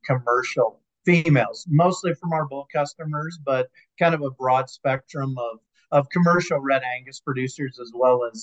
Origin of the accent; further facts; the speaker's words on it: Billings, Montana, United States; I'm from Billings, Montana.